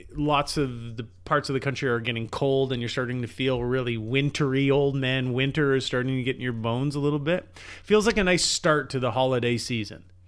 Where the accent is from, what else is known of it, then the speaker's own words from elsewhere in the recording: Canada; as a Canadian